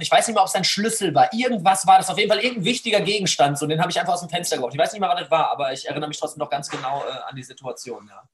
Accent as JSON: {"language": "German", "town": "Essen", "region": "North Rhine-Westphalia", "country": "Germany", "tie": "born or raised there", "said": "hier bei uns in Essen"}